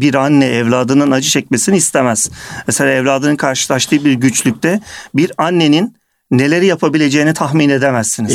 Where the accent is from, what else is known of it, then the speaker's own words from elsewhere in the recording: Kırşehir Province, Turkey; moved away as an adult; also born or lived in Istanbul; Ben 1975 yılında Kırşehir'de doğdum. Orta Anadolu'da.